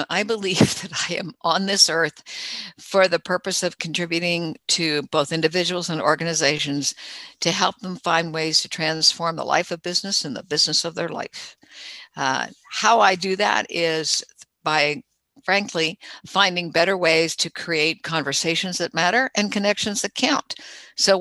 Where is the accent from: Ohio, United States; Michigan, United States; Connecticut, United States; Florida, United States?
Florida, United States; Jacksonville; also born or lived in Fort Lauderdale, Florida; when I got to high school, we moved from Jacksonville, Florida to Fort Lauderdale and started my freshman year at high school